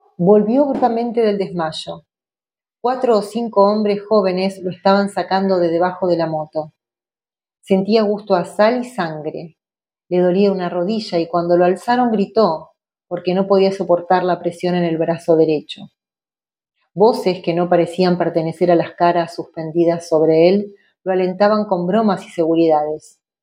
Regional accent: Argentina; Nosotros como argentinos y argentinas tenemos una tradición de cuentistas

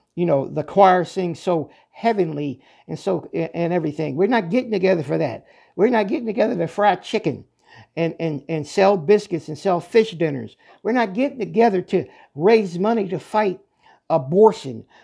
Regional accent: Pennsylvania, United States; moved away; I was originally, uh, born and raised in Pennsylvania

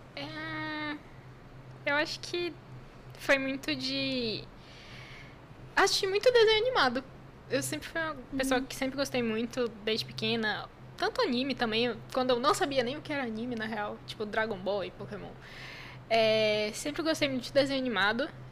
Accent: Brazil; eu fiquei a única brasileira lá na escola

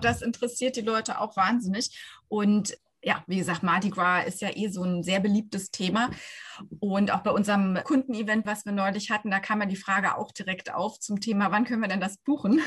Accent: Berlin, Germany; da sind wir Berliner

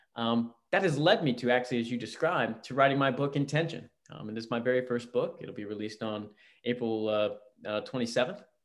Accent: Virginia, United States; also born or lived in Alabama / Georgia; now in West Coast, United States; I grew up in Virginia, right outside DC

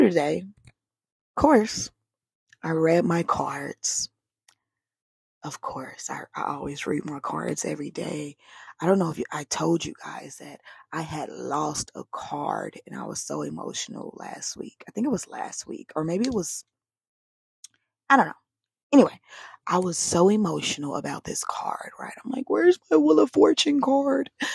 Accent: the South, United States; now in West Coast, United States; I'm from the South

